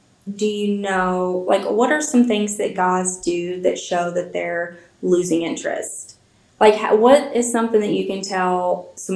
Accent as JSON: {"language": "English", "region": "Kentucky", "country": "United States", "said": "I'm from Kentucky."}